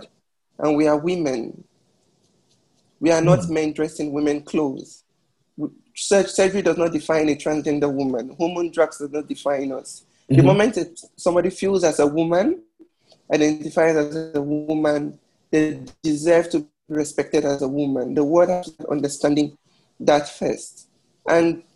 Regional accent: Delta, Nigeria; also born or lived in Ghana; now in Madrid, Spain; I'm from Nigeria. From Delta State in Nigeria.

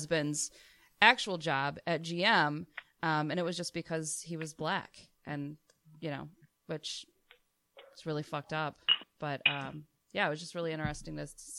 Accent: Flint, Michigan, United States; I grew up out by Flint

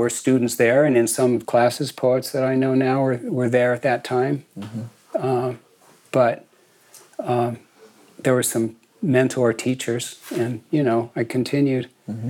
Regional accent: San Mateo Peninsula, California, United States; born or raised there; also born or lived in Boston, Massachusetts

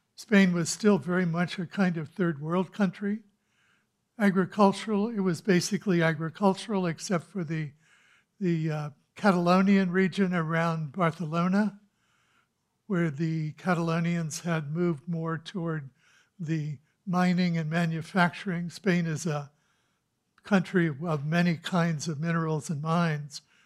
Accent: Kansas City, Missouri, United States; I grew up in Kansas City

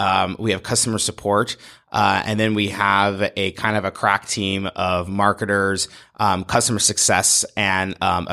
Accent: Montana, United States; now in Portland, United States; I come from Montana. I went to school at the University of Montana and came to Portland on an internship

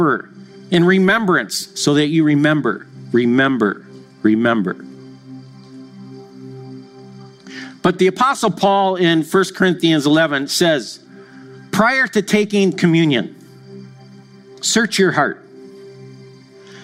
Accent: Madison, Wisconsin, United States; I grew up in Madison, Wisconsin

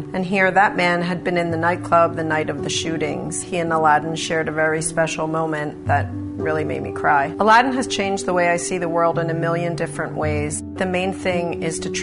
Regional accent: Haddonfield, New Jersey, United States; also born or lived in North Wildwood, New Jersey; I'm from Haddonfield and North Wildwood, New Jersey

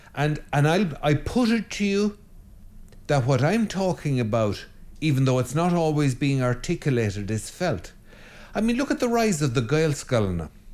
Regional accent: Ireland; I'm an Irishman

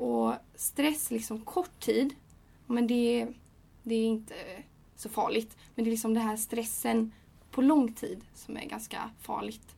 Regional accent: Gothenburg, Västra Götaland, Sweden; jag kommer från Göteborg och jag är 20 år

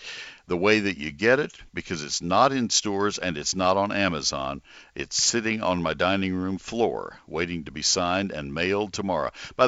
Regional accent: College Station, Texas, United States; also born or lived in Ohio / Collin County, Texas; I grew up in College Station.

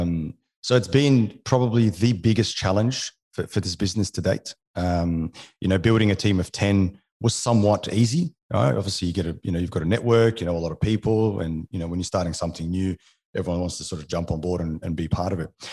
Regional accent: Alexandria, Alexandria Governorate, Egypt; born or raised there; first language French; English is a second language; also born or lived in New Zealand; now in Australia

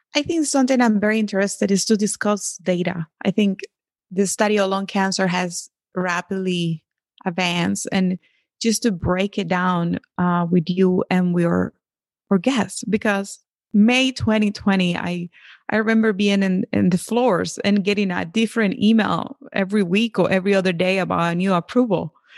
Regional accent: Venezuela; moved away; I grew up in Venezuela, but my, my, my mom is Colombian and my father is Dominican

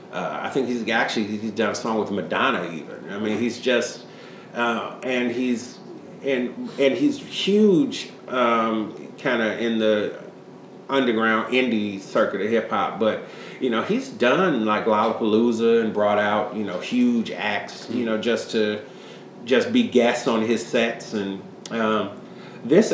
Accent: Chicago, Illinois, United States; born or raised there

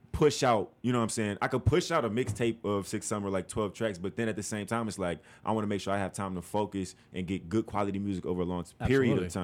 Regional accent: Chicago, Illinois, United States; born and raised Southside Chicago

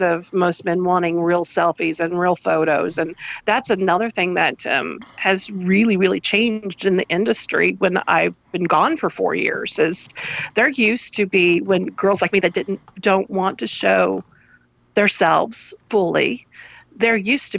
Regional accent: United States; I'm American.

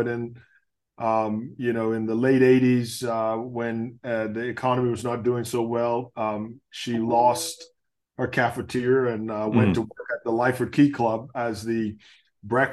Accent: Nassau, New Providence, Bahamas; moved away; I grew up in Nassau. We grew up in a neighborhood called Chippingham

